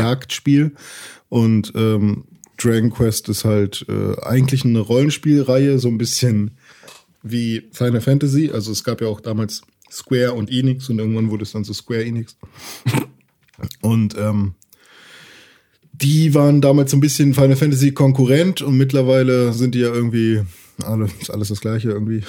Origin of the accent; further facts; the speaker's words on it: Gifhorn, Lower Saxony, Germany; moved away; bei uns in Gifhorn gibt es so einen Laden, der heißt Schütte